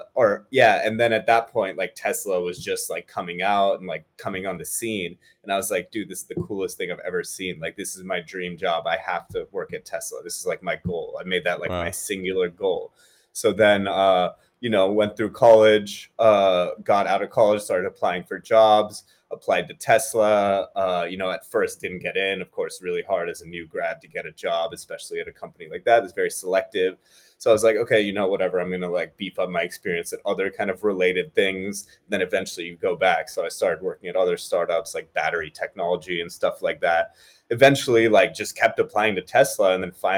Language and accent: English; Bay Area, Silicon Valley, California, United States; I was born and brought up in the Bay Area, Silicon Valley